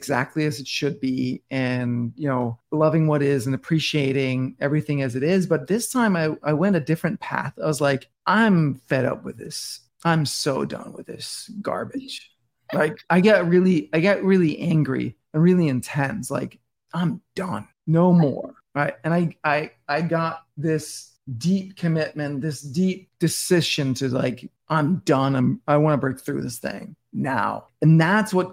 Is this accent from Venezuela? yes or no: no; Denmark; moved away as an adult; now in New York City, United States; I'm born and raised in Denmark and I live in New York City now